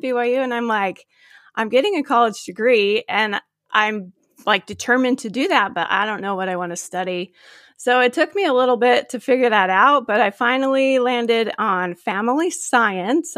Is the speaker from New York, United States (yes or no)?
no; Gilbert, Arizona, United States; now in Phoenix area, United States; I grew up in Gilbert, Arizona